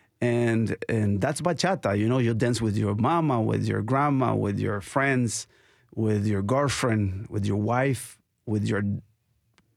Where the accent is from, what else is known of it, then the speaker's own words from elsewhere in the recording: Nicaragua; moved away; I'm from Nicaragua. And we grew up dancing.